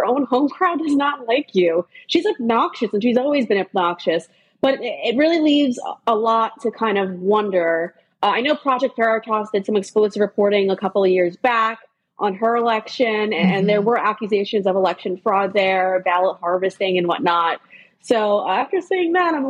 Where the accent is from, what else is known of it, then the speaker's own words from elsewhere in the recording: New York, United States; I'm from New York